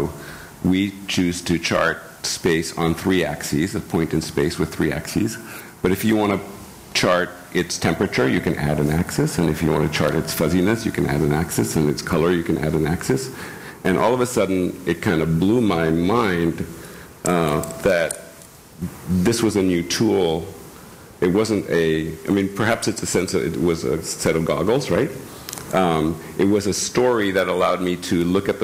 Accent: France; moved away; also born or lived in India; I grew up in France.

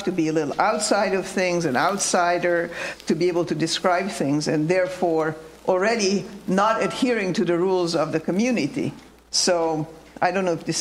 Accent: Romania; moved away; I'm from Romania

